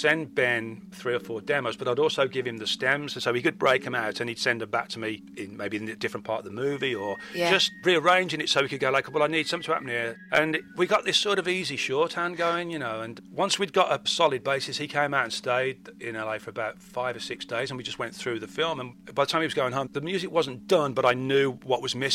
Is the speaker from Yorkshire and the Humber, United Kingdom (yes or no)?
no; West Midlands, United Kingdom; moved away; growing up in the West Midlands in the 70s and 80s